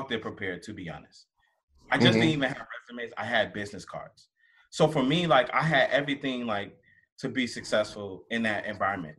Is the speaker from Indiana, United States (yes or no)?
yes; Gary, Indiana, United States; I'm a kid from Gary